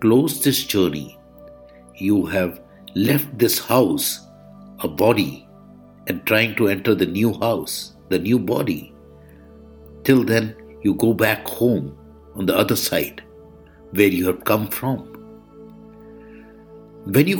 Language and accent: English; India; I am the Indian monk